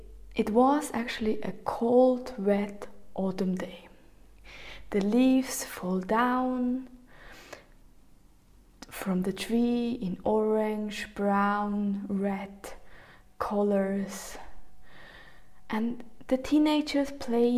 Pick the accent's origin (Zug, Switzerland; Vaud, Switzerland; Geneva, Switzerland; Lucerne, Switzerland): Zug, Switzerland; I grew up in Switzerland, in the Canton Zug, And in the small village